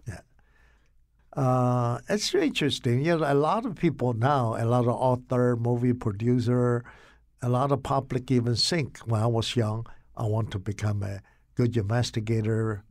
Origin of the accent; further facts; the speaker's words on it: Taiwan; moved away as an adult; also born or lived in Rugao, China; now in Connecticut, United States; I grew up in Taiwan